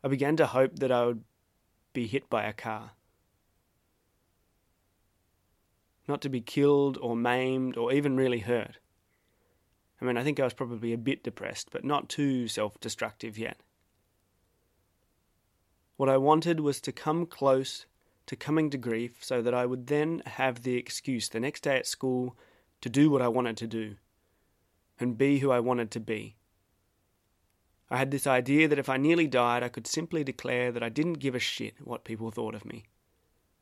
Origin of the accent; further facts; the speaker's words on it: Australia; accent: broad Australian; I had to be the nonchalant Aussie bloke about it, so I put on my broadest accent